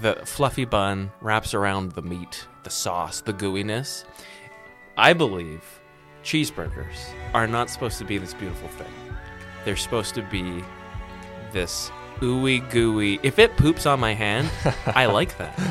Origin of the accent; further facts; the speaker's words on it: Vancouver, British Columbia, Canada; now in Prince George, Canada; I'm originally from Vancouver, BC, and I'm in the radio business